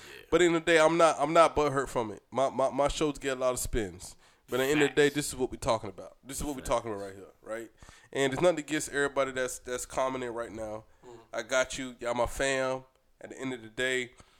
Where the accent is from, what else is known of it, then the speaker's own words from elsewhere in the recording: Brunswick, United States; we grew up in Brunswick together.